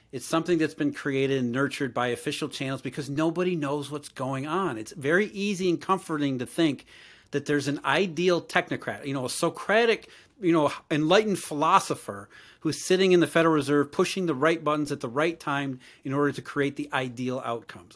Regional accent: Rust Belt, United States; I grew up in the Rust Belt

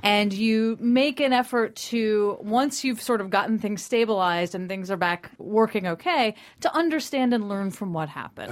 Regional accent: Tallahassee, Florida, United States; also born or lived in Washington, D.C.; I was born in D.C. but raised in Tallahassee, Florida

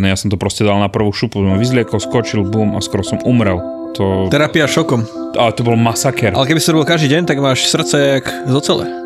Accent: Slovakia; A ako nielen u nás doma na Slovensku, ale aj v zahraničí.

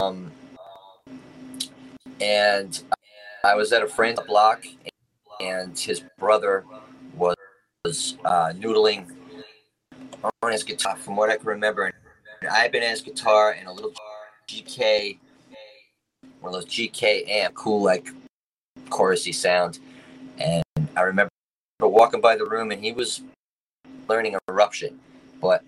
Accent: Dix Hills, New York, United States; I grew up in Long Island, Dix Hills, New York

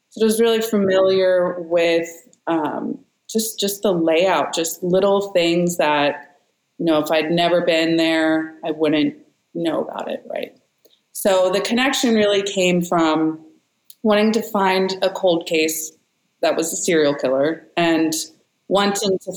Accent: San Francisco Bay Area, California, United States; I'm from the Bay Area. I live here

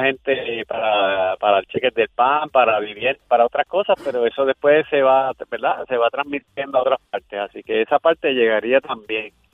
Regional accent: Puerto Rico; nosotros eh, somos territorio, colonia de Estados Unidos

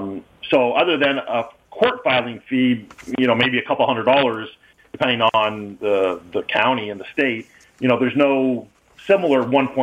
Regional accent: Windsor, Ontario, Canada; moved away as an adult; also born or lived in Massachusetts / California / Michigan / Florida; I'm a Canadian. You know, I was born and raised in Windsor, Ontario.

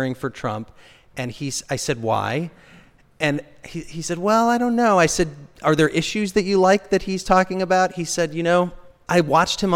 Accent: Champaign, Illinois, United States; Treehouse Radio was a show in my hometown in Champaign-Urbana, Illinois

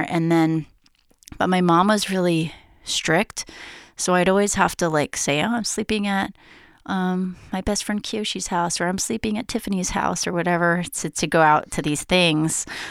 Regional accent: Honolulu, Hawaii, United States; also born or lived in San Francisco; now in New York, United States; I grew up in Honolulu, Hawaii

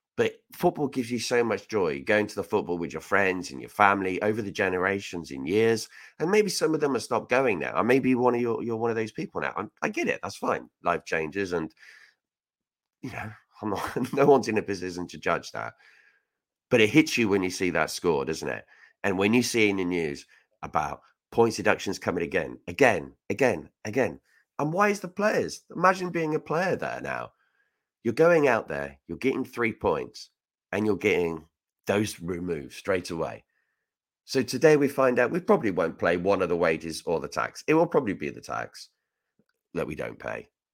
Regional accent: Reading, South East England, United Kingdom; I'm from Reading. I'm proud to be from there.

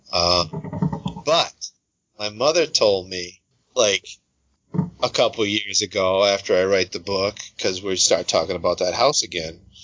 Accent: Tilton, New Hampshire, United States; also born or lived in South Carolina / New Jersey; now in Massachusetts, United States; I was born in South Carolina. I moved to New Jersey uh, from '67 to '71, and then I moved to that house. It's in Tilton, New Hampshire

